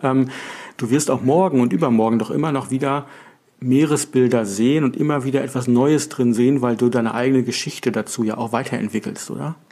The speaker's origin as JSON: {"language": "German", "region": "Northern Germany", "country": "Germany", "said": "als Norddeutsche, wir kommen ähm, von der Küste"}